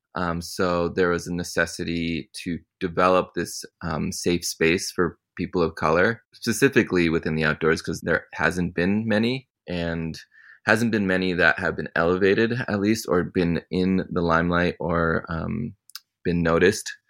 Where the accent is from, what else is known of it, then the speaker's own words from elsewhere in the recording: Connecticut, United States; I grew up in Connecticut